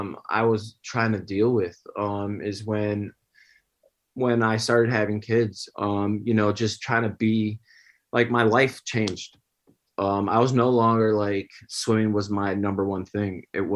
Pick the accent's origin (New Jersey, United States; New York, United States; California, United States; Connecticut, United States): New York, United States; Upstate New York. Yeah. Grew up there, and I was always around the swimming pool. My parents were swim coaches. So, I guess you could say I grew up on the pool deck.